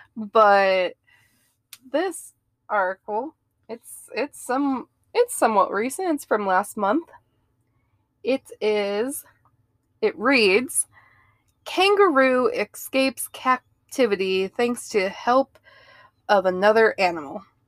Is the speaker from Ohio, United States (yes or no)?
yes; Ohio, United States; moved away; I grew up in Ohio